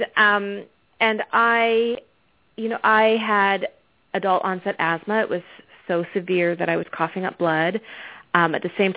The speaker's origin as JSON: {"language": "English", "town": "Victoria", "region": "British Columbia", "country": "Canada", "tie": "born or raised there", "also_born_or_lived": "Arizona", "accent": "Canadian twang", "moved": "as an adult", "lives_now": "Atlanta, United States", "said": "I'm actually Canadian. I grew up on the west coast of Canada."}